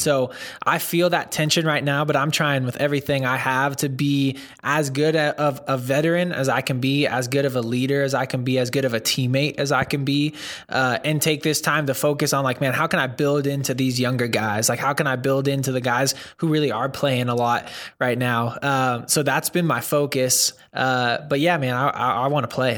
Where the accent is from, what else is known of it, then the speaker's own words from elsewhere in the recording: Northern California, United States; moved away as an adult; also born or lived in Santa Monica, California; now in Dallas, United States; so I grew up in Northern California and then lived in Southern California, like Santa Monica, for a while